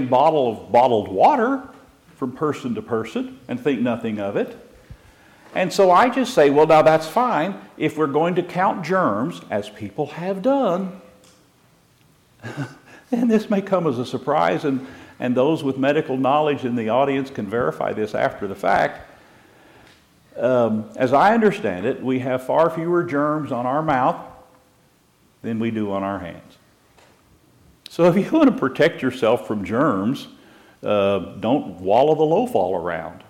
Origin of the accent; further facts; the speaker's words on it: Missouri, United States; moved away; also born or lived in California; I lived 40 years in California, born and raised in Missouri